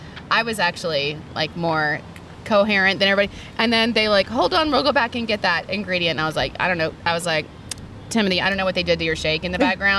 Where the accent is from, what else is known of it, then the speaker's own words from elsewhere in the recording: New York, United States; I'm from New York.